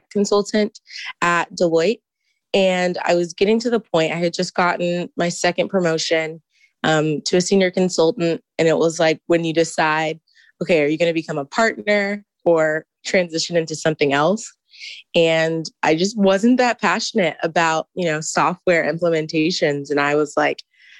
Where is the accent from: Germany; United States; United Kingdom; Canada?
United States; Houston, Texas; moved away as an adult; now in Ann Arbor, United States; I am a full-time MBA student, and I am from Houston.